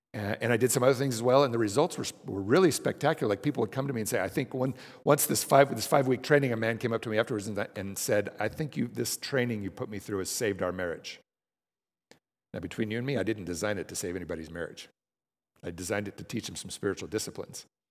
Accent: Denver, Colorado, United States; moved away as an adult; I moved b, back home. I'm from Denver

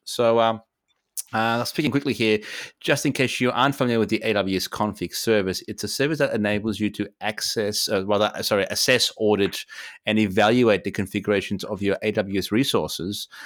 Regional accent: Poland; moved away; Poland, uh, my home country

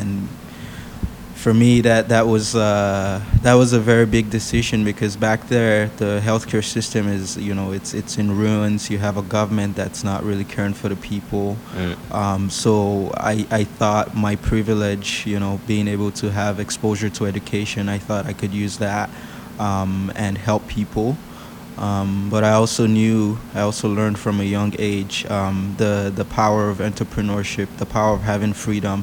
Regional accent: Nigeria; moved away; I was born in Nigeria

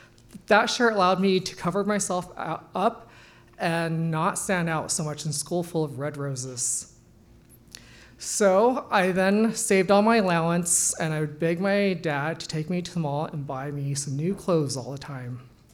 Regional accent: Nepal; born there; 9 months later, I was born in the Nepal base camp.

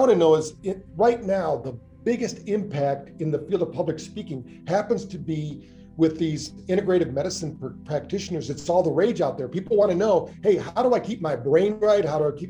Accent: Battle Creek, Michigan, United States; my hometown, Battle Creek, Michigan.

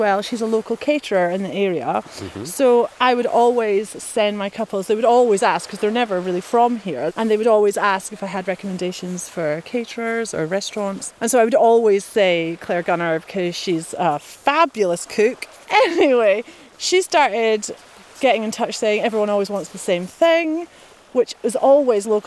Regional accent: Arisaig, Scotland, United Kingdom; moved away; also born or lived in United Kingdom (various); I was born in Arisaig

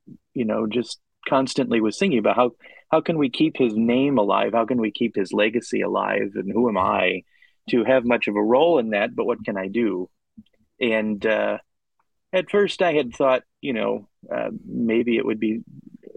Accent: Northwest Indiana, United States; I grew up in Northwest Indiana, so I was just in the outskirts of Chicago

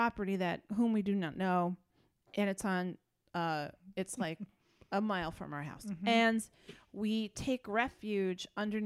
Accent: Dutchess County, New York, United States; we grew up in Dutchess County, and we had a real windy back road behind us

